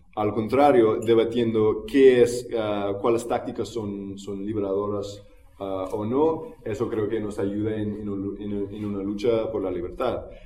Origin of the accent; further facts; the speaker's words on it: United States; now in Barcelona, Spain; en los Estados Unidos, ah, que es de donde soy yo